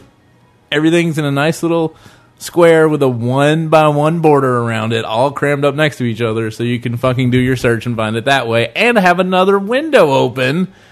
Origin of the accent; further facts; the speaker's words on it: the South, United States; But of course, we're from the South.